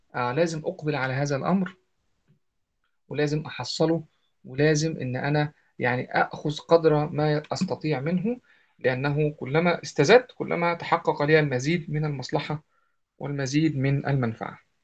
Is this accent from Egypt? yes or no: yes; Egypt; عندنا في مصر